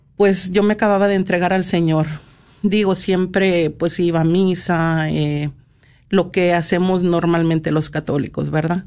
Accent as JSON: {"language": "Spanish", "town": "Monterrey", "region": "Nuevo León", "country": "Mexico", "said": "soy de Monterrey, Nuevo León"}